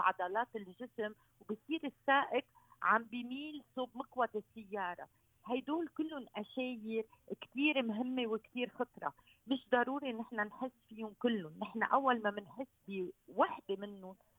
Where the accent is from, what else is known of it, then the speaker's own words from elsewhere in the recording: Lebanon; عندنا بلبنان